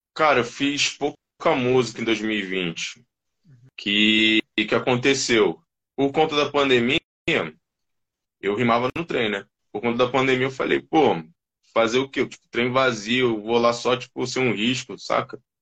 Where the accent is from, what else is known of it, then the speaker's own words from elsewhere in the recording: Rio de Janeiro, Brazil; moved away as an adult; now in São Paulo, Brazil; eu sou do Rio de Janeiro.